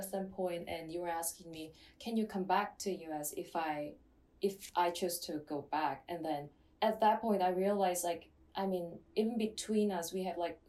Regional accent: Seoul, South Korea; English is a second language; moved away as an adult; from Seoul, also becoming a second year this year.

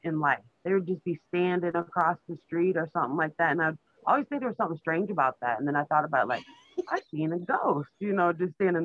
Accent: Iowa, United States; I was born up here in Iowa.

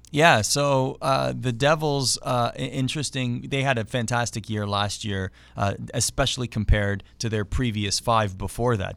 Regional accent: Oakville, Ontario, Canada; the local team in my town of Oakville, Ontario was called the Oakville Rangers

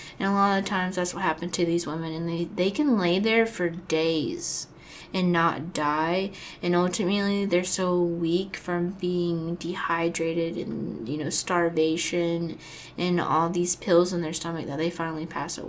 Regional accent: Florida, United States; I do, because obviously I'm from Florida

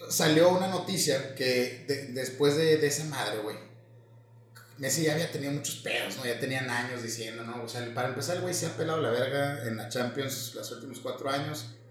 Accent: Mexico; como buenos mexicanos nos valió madre

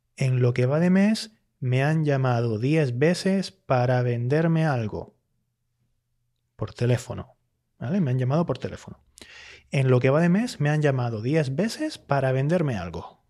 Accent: Canary Islands, Spain; accent: Canarian; Yo que soy hablante de Canarias, y que por tanto tiendo mucho a usar el pretérito indefinido más que el pretérito perfecto.

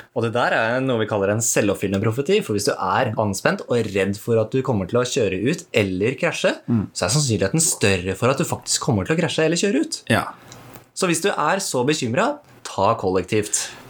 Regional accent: Norway; Vi bor i Norge, vi er nordmenn

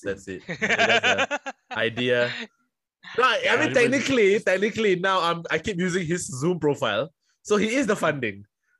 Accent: Singapore; I'm from Singapore.

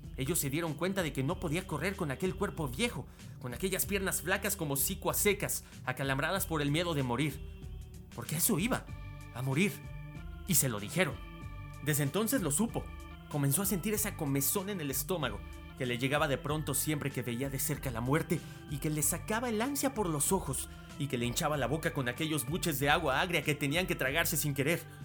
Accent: Mexico; unirnos como mexicanos

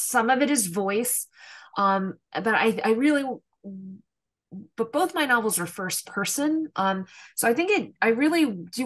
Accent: New York City, New York, United States; an ethnic Korean girl born and raised in Queens, in New York, in America

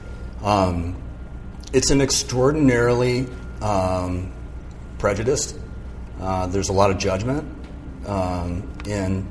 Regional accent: Malibu, California, United States; also born or lived in San Mateo, California; we moved to Point Doom in Malibu. And we had access right to, Point Doom. And Little Doom was right there. And that was where I grew up.

